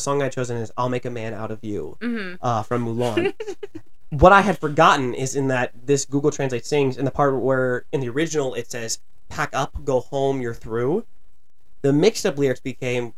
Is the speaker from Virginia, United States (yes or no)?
yes; Virginia, United States; moved away as an adult; also born or lived in New Jersey; I'm from Virginia originally, and this school was in New Jersey